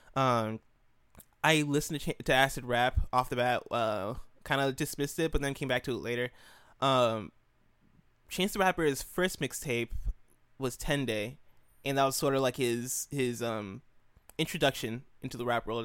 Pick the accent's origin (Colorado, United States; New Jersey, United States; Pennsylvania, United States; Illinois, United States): Illinois, United States; I grew up in Illinois, uh, two hours away from Chicago